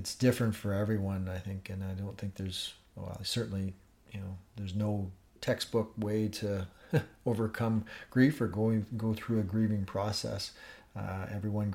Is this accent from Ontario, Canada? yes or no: yes; Northern Ontario, Canada; moved away; I grew up in Northern Ontario, and have a great network of friends back home.